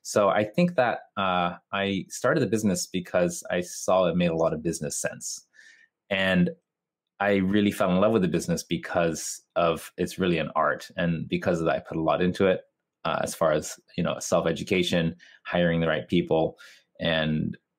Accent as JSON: {"language": "English", "region": "Tokyo", "country": "Japan", "tie": "born or raised there", "second_language": "English", "said": "A lot of people think I'm American or Canadian because of my accent, but I am Japanese, born and raised in Japan."}